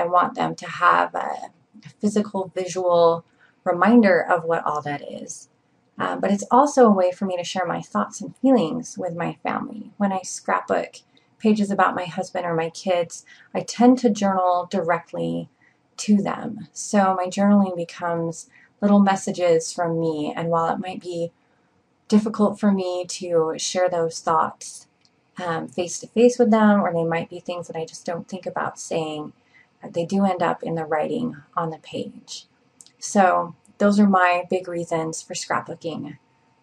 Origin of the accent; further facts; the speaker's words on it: Provo, Utah, United States; I'm from Provo, Utah